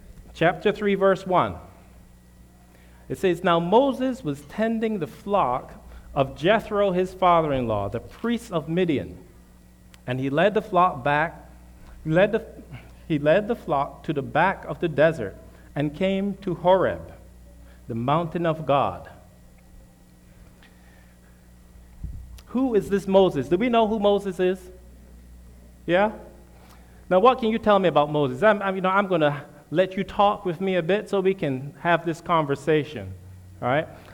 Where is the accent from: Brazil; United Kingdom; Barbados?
Barbados; moved away as an adult; also born or lived in Michigan; now in United States; My family and I'm originally from Barbados.